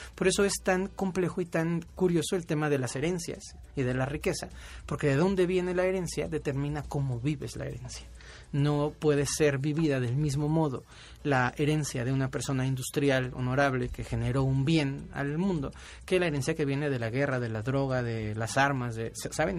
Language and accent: Spanish; Mexico; por ser mexicanos